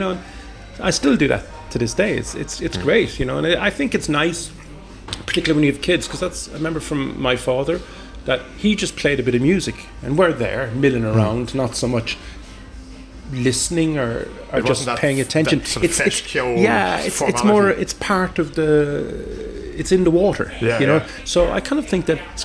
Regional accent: Cork, Munster, Ireland; moved away as an adult; now in Sweden; I'm from Cork

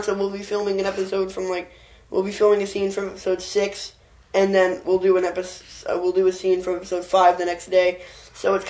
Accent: New Jersey, United States; I'm from New Jersey

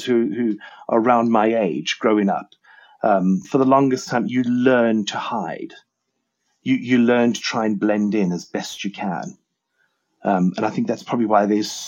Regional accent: Zimbabwe; moved away; also born or lived in Oxford, United Kingdom / Leicester, United Kingdom; I was born in Rhodesia, and I was raised on a farm.

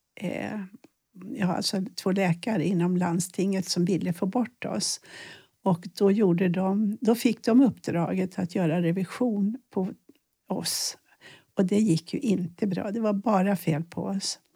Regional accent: Sweden; jag född i ett land där man ändå inte blir skjuten om man misslyckas. Vi är rätt så trygga här

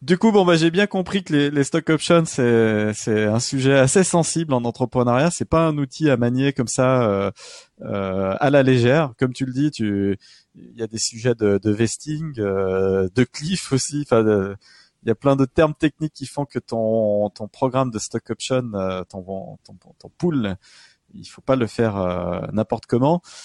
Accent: France; je ne mm. sais pas si on a vraiment la culture en tant que Français de débarquer

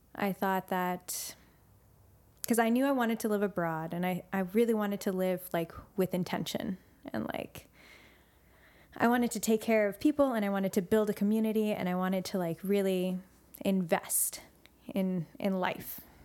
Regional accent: Santa Cruz, California, United States; I loved growing up in Santa Cruz

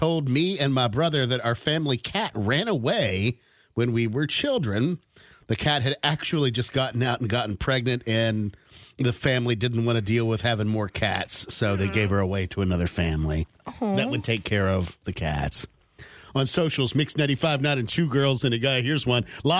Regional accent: West Coast, United States; I grew up on the West Coast, like Brooke did

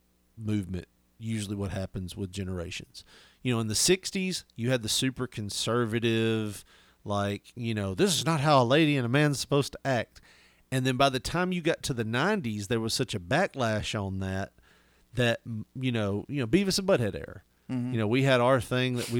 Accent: the South, United States; We're from the South. We're only a couple generations removed from that.

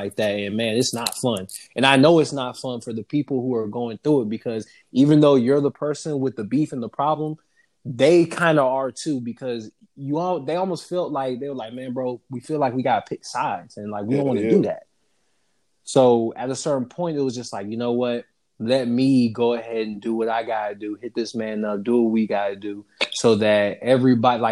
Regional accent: Southern Georgia, United States; I'm from Georgia, but I'm from Southern Georgia. I ain't from Atlanta

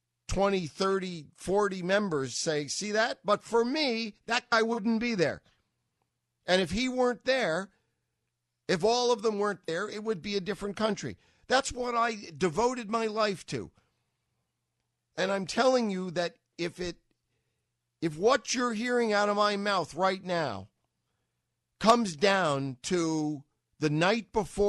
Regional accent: New York, United States; as a New Yorker

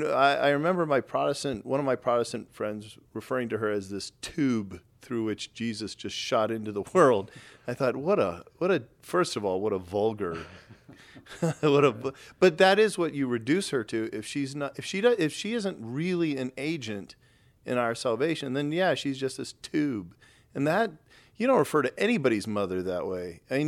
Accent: Texas, United States; I grew up in Texas, which is really pretty heavily Southern Baptist

